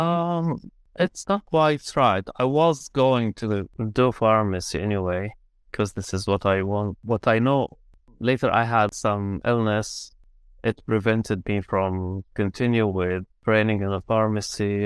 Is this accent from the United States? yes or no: no; Syria; first language Arabic; English is a second language; moved away as an adult; also born or lived in Armenia / Ukraine; now in London, United Kingdom